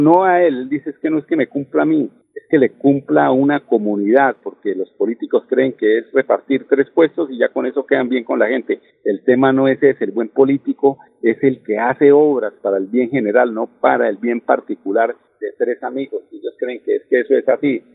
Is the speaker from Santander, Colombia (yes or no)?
yes; Santander, Colombia; aquí a los santanderianos